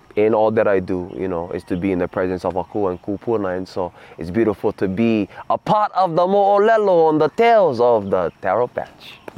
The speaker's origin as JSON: {"language": "English", "area": "Oahu", "region": "Hawaii", "country": "United States", "tie": "born or raised there", "also_born_or_lived": "Papakolea, Oahu / Kaneohe, Oahu", "said": "I come from Oahu aloha my ohana been on Oahu long time"}